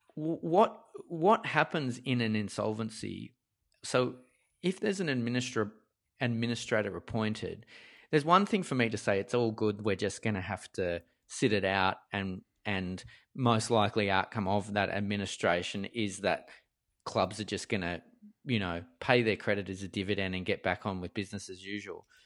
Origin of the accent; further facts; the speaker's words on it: Parramatta, New South Wales, Australia; where I grew up in Parramatta's deep, dark western suburbs